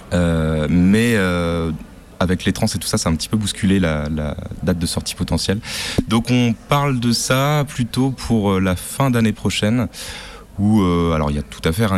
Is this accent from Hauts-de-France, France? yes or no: no; Brittany, France; comme je suis breton aussi